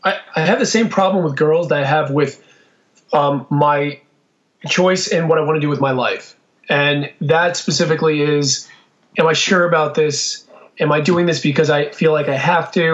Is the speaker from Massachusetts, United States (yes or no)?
no; South Florida, United States; I'm from Florida originally. I'm born and raised in South Florida. I'm a real South Florida boy